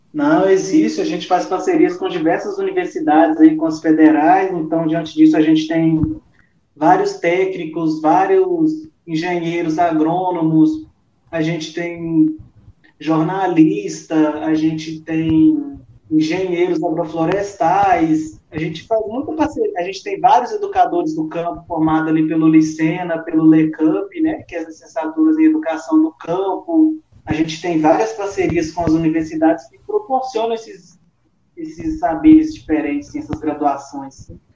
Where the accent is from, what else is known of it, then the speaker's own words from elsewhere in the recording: Zona da Mata Mineira, Minas Gerais, Brazil; also born or lived in Vale do Rio Doce, Minas Gerais; até que os meus pais foram sentados lá na zona da Mata Mineira